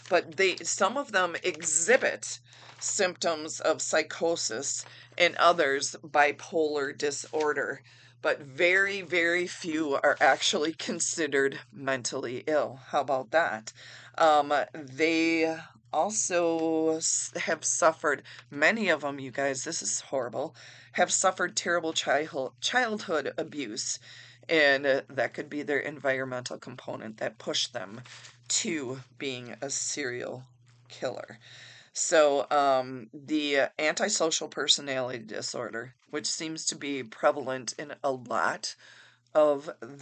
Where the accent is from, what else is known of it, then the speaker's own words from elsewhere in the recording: Wisconsin, United States; I am from Wisconsin in the United States